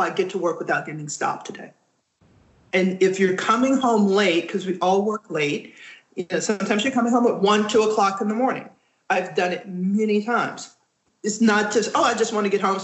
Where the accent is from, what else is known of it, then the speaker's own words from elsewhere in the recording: Texas, United States; moved away; also born or lived in Louisiana; I grew up in Texas